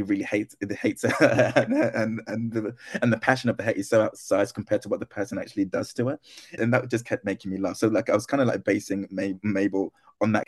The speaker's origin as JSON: {"language": "English", "country": "United Kingdom", "tie": "born or raised there", "also_born_or_lived": "Wales", "first_language": "Twi", "said": "I was born in Britain"}